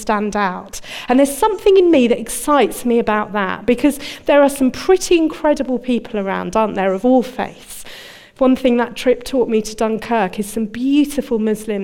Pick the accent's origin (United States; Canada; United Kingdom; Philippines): United Kingdom; moved away as an adult; also born or lived in Dudley, England; now in Birmingham, United Kingdom; I'm a Londoner, a Surrey girl